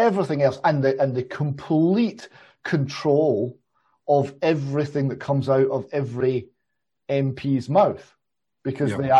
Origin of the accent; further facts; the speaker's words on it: Airdrie, Scotland, United Kingdom; so I was born in Airdrie in Lanarkshire